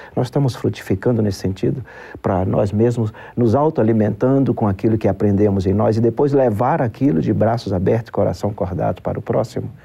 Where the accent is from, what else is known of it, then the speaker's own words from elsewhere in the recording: Brazil; Como brasileiro